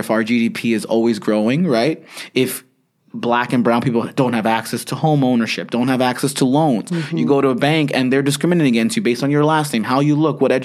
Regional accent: United States; I'm American

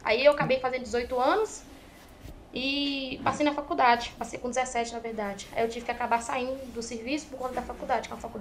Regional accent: Minas Gerais, Brazil; Eu sou mineira.

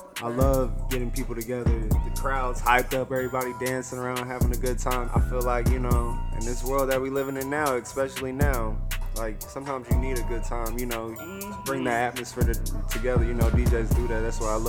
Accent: Louisville, Kentucky, United States; I'm from Louisville, Kentucky.

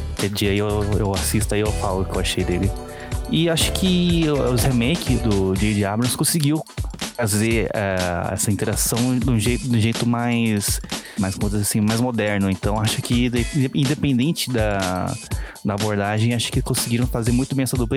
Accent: São Paulo, Brazil; moved away as an adult; no bairro, bairro onde eu cresci, lá em São Paulo. Eu sou de São Paulo, né, mas atualmente estou morando no interior

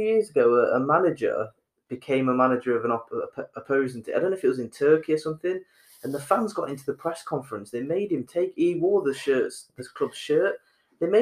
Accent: Nottingham, East Midlands, United Kingdom; we're from Nottingham

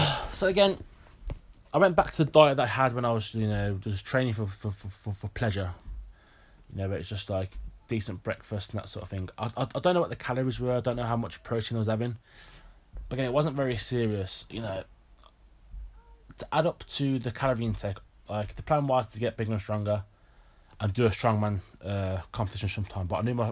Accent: United Kingdom; obviously because I'm British and he's British

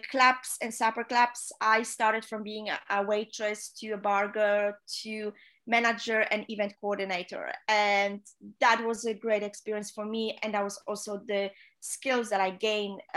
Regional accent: Poland; English is a second language; moved away as an adult; also born or lived in Fort Lauderdale / Netherlands / South Africa; home in my home country. I'm from Poland

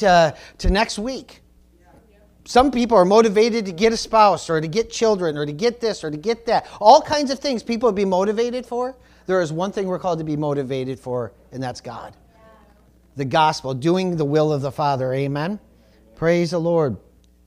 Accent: United States; I am a Christian before I'm American

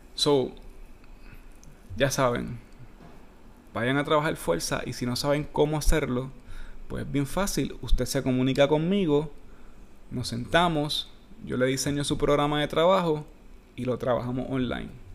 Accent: Puerto Rico; yo soy bien puertorriqueño

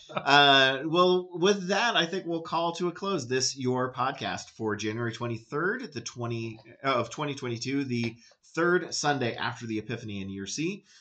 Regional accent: United States; I'm American

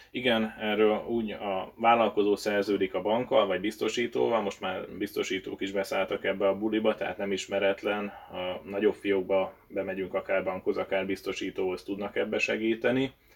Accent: Hungary

